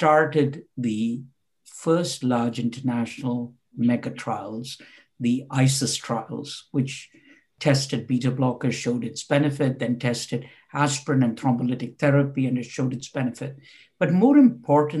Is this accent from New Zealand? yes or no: no; India; moved away as an adult; also born or lived in Bangalore / Oxford; I was born and brought up in India